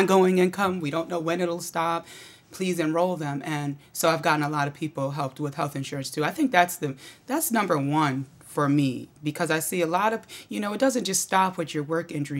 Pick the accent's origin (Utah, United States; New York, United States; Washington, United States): New York, United States; Auburn; now in Syracuse, United States; I grew up in Auburn, but I live in Syracuse